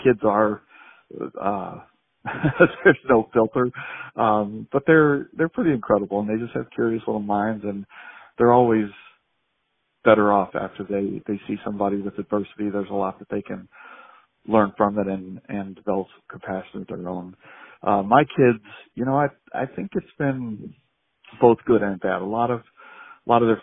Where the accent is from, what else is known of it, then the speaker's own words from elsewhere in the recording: Phoenix, Arizona, United States; I'm from Phoenix, Arizona. Born and raised here